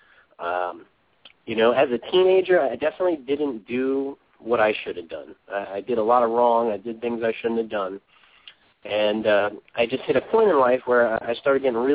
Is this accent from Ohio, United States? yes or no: no; New York City, New York, United States; I grew up in Brooklyn, not such a good area